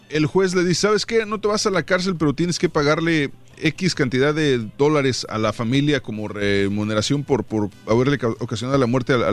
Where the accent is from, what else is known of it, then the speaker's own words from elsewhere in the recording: San Miguel, El Salvador; de San Miguel.